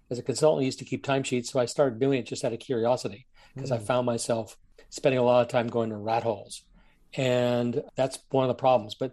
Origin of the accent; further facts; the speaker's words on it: Germany; Now, I grew up in Germany. My father was in the Air Force. He took us to East Berlin to show us what the bad guys were.